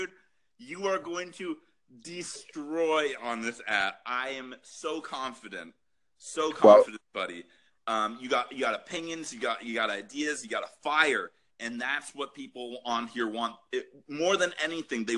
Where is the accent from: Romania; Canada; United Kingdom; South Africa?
Canada; as a Canadian